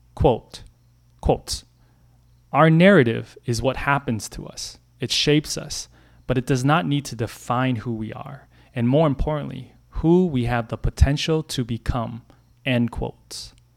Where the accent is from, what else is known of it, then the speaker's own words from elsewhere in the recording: Brooklyn Center, Minnesota, United States; I grew up in Brooklyn Center, a suburb ten miles northwest of downtown Minneapolis.